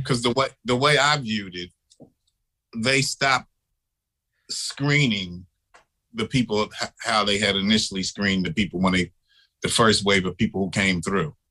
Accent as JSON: {"language": "English", "town": "Philadelphia", "region": "Pennsylvania", "country": "United States", "tie": "born or raised there", "also_born_or_lived": "Harlem, New York", "moved": "yes", "lives_now": "New York, United States", "said": "I was born and raised in Philadelphia. I grew up in the projects when they were new"}